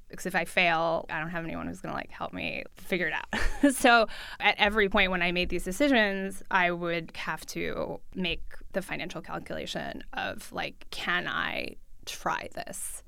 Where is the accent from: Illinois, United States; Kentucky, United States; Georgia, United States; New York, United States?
New York, United States; New York City; first language Russian; English is a second language; moved away as an adult; also born or lived in Midwest; I grew up in New York City. I grew up with my mom. I went to public school. I speak Russian at home, uh, with my family. I learned English in school.